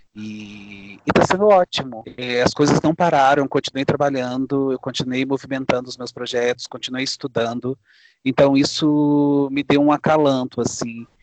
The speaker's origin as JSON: {"language": "Portuguese", "town": "Guaçuí", "region": "Espírito Santo", "country": "Brazil", "said": "Eu sou de Guaçuí, no Espírito Santo, também numa serra"}